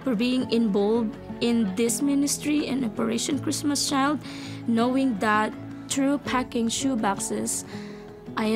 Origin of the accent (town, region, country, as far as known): Philippines; born or raised there